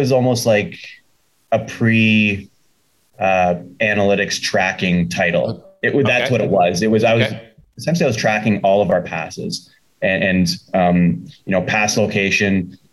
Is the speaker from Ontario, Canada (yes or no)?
yes; Sudbury, Ontario, Canada; moved away as an adult; now in Chicago, United States; I played hockey growing up in Sudbury